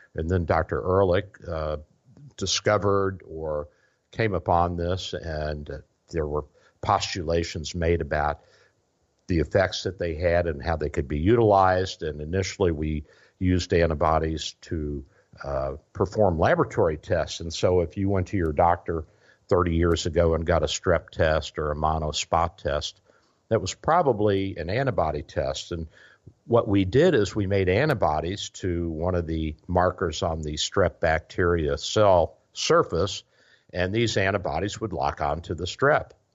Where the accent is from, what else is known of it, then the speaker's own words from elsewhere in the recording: Louisville, Kentucky, United States; now in Florida, United States; I'm originally from Louisville, Kentucky. So we're, we're transplants down here